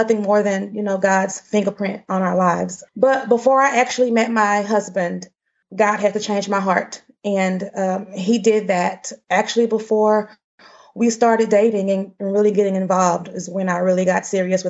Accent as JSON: {"language": "English", "town": "Dallas", "region": "Texas", "country": "United States", "tie": "born or raised there", "said": "I grew up in South Dallas"}